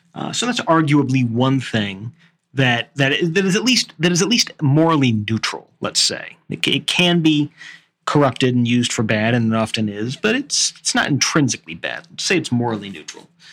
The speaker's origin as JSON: {"language": "English", "country": "United States", "said": "I'm still an American"}